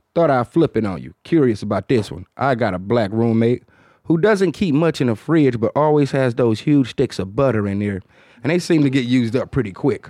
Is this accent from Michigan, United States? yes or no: yes; Detroit, Michigan, United States; accent: Detroit; my Detroit accent